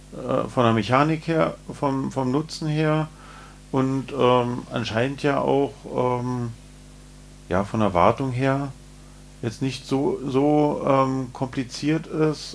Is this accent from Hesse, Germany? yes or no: no; Berlin, Germany; Wir äh, als Berliner